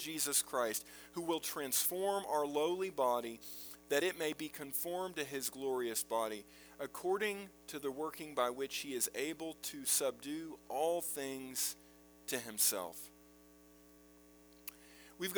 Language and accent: English; United States; Being born in this country